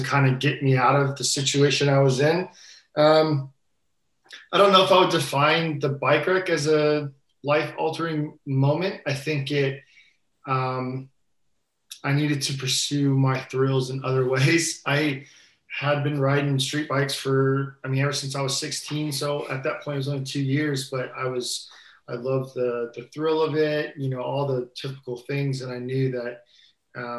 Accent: Florida, United States; I was born and raised in Florida. I have one older brother. We grew up what's known as the Space Coast

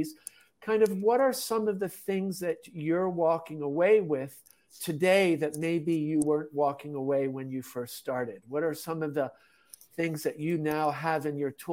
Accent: Switzerland; moved away as an adult; also born or lived in Tanzania / China / Japan / Czech Republic; I'm originally from Switzerland, had lived in Europe, educated in Europe

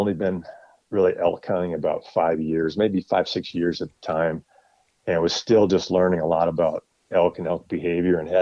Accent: Wisconsin, United States; moved away as an adult; now in Colorado, United States; I grew up in Wisconsin, but I moved to Colorado about 20 years ago now.

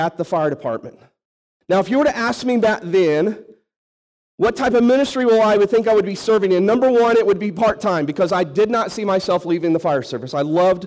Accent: St. Louis, Missouri, United States; moved away as an adult; also born or lived in Arkansas; I was born and raised in St. Louis, outside St. Louis

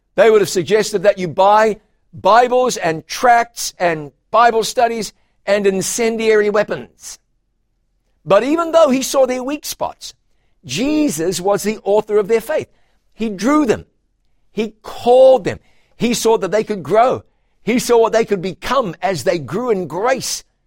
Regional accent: a town near Taupiri and Huntly, Waikato, New Zealand; my hometown

